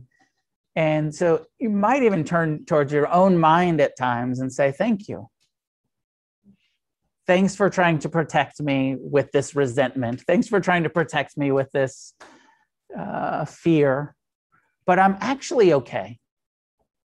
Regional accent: United States; I'm an American Buddhist. And as an American, I'm heavily influenced by the Theravada

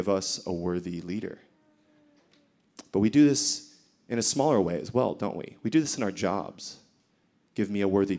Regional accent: United States; accent: American; moved away; I'm American, so you might be able to tell from my accent

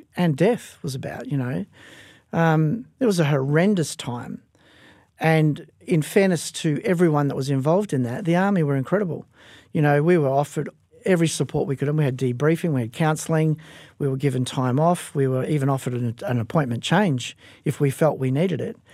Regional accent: Perth, Western Australia, Australia; I was raised in Perth Fortress, um, from, uh, my early age, from as young as I can remember

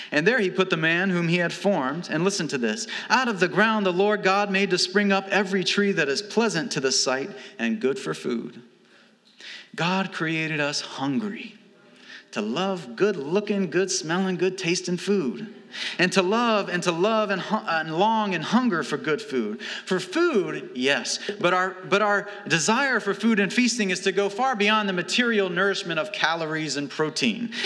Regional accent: Alabama, United States; moved away; also born or lived in St. Louis; I'm from Alabama, we, we fry things.

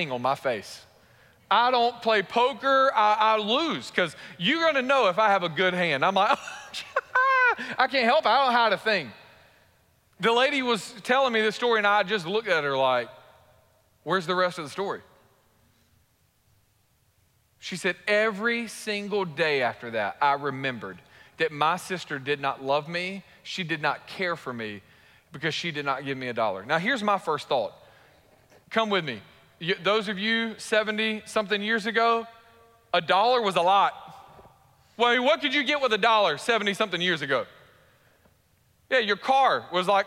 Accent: Warner Robins, Georgia, United States; also born or lived in Raleigh-Durham; I grew up in Warner Robins from sixth grade to a graduating senior

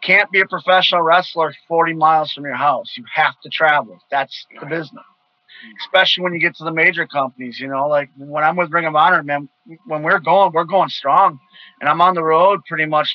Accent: Milwaukee, Wisconsin, United States; born or raised there

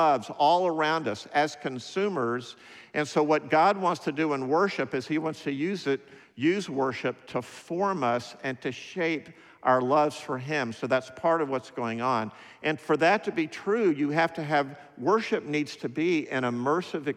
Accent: United States; I'm an American

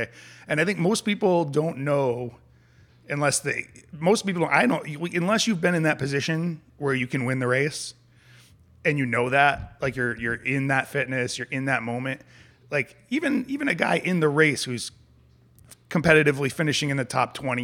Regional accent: New England, United States; growing up in New England

